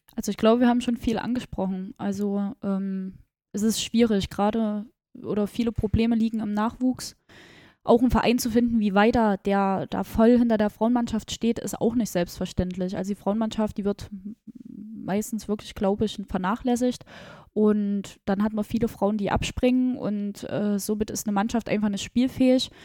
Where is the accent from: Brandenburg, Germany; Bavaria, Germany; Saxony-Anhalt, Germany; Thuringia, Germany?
Thuringia, Germany; Gera; ich komme ja äh, gebürtig aus Gera